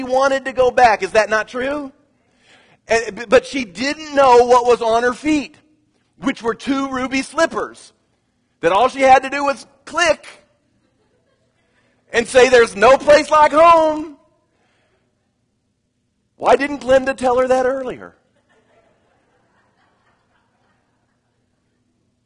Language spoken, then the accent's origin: English; Kansas, United States; moved away; I come from Kansas.